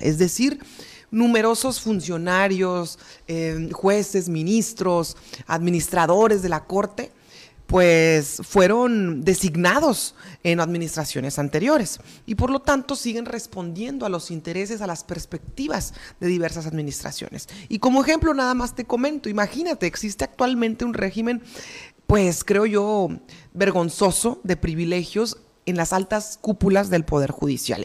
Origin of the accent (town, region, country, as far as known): Mexico